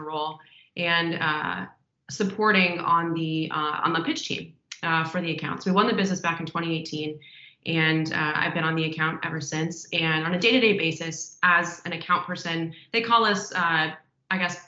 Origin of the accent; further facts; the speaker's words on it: Omaha, Nebraska, United States; moved away as an adult; also born or lived in Des Moines, Iowa; now in Los Angeles, United States; I grew up in Omaha, Nebraska, actually